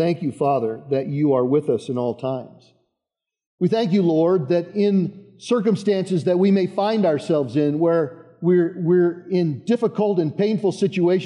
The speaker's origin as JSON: {"language": "English", "area": "Boulder County", "region": "Colorado", "country": "United States", "tie": "born or raised there", "moved": "as an adult", "said": "I grew up outside of Boulder in the east part of Boulder County."}